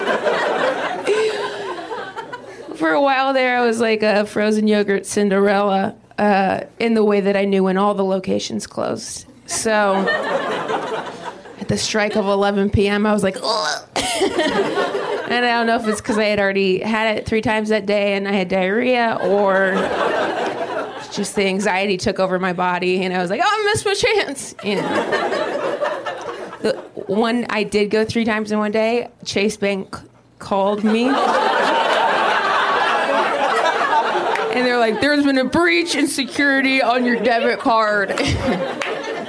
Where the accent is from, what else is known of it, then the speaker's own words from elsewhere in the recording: Dayton, Ohio, United States; now in Los Angeles, United States; I am from Dayton, Ohio.